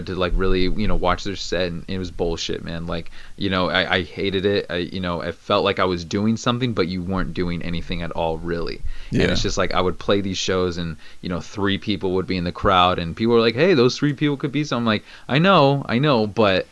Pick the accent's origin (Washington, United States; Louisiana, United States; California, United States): California, United States; Orange County; I've literally been born and raised in Orange County, which is an hour away from the biggest city ever, which is